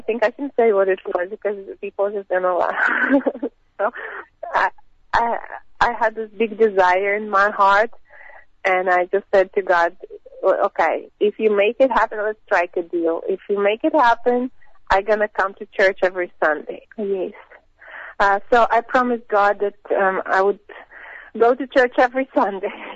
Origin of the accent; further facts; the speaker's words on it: Samara, Samara Oblast, Russia; moved away as an adult; also born or lived in St. Petersburg; I was born in St. Petersburg in, in Russia. Um, yeah, but I basically grew up in a different city. I grew up in Samara